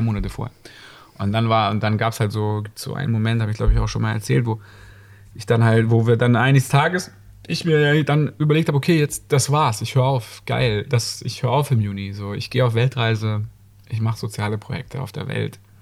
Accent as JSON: {"language": "German", "town": "Ludwigsburg", "region": "Baden-Württemberg", "country": "Germany", "tie": "born or raised there", "moved": "as an adult", "lives_now": "Hamburg, Germany", "said": "der mit mir in die Schule gegangen ist in Ludwigsburg"}